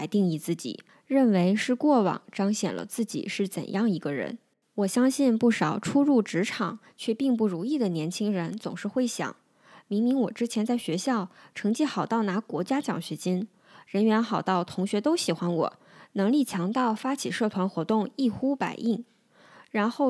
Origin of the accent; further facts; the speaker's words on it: Northeast China, China; now in Guangzhou, China; 我现在通常会用在广州生活的东北人。东北是我的老家，我的过去，但广州是我的现在。